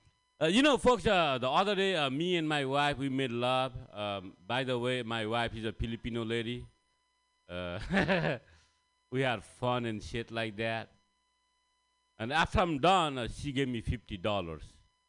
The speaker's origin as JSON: {"language": "English", "country": "Nepal", "second_language": "English", "said": "guys. I'm from Nepal. Thank you. I'm here to learn some American English."}